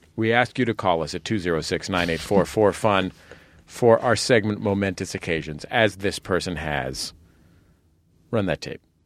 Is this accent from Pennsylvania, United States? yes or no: no; San Francisco, California, United States; our apartment or flat in San Francisco